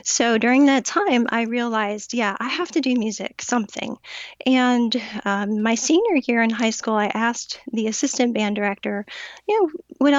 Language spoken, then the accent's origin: English; Pensacola, Florida, United States; now in St. Petersburg, United States; born and raised in Florida